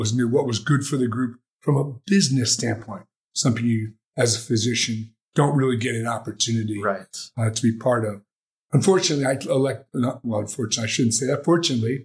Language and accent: English; New Jersey, United States; moved away as an adult; also born or lived in Philadelphia / Ohio; now in Las Vegas, United States; I'm a kid from Jersey